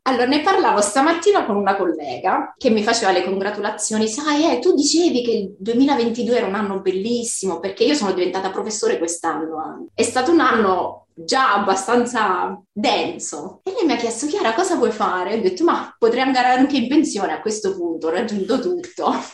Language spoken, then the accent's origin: Italian; Italy; first language Italian; moved away as an adult; now in Brisbane, Australia